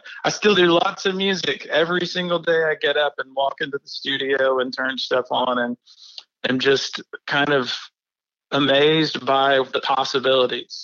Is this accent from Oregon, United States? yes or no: no; Muscle Shoals, Alabama, United States; I'm from Alabama, from Muscle Shoals